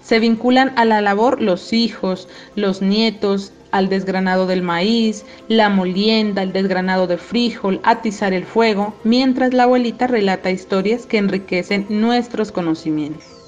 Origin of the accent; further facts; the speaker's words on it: Sibundoy, Putumayo, Colombia; orgullosamente del pueblo indígena Canchavia del territorio ancestral Tabanoc en el municipio de Sibundoy.